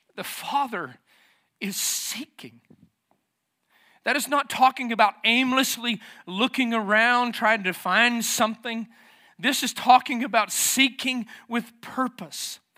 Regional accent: the South, United States; moved away as an adult; also born or lived in Tennessee / Lafayette, Georgia; I grew up in the South

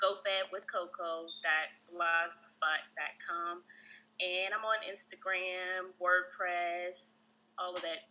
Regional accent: Richmond, Virginia, United States; now in Greensboro, United States; I'm from Richmond, Virginia, currently residing in Greensboro, North Carolina

